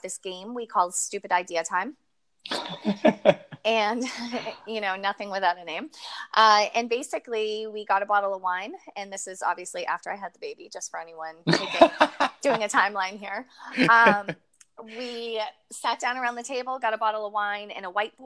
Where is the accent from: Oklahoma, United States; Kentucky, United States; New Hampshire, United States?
New Hampshire, United States; Manchester; I grew up in New England, in a place called Manchester, New Hampshire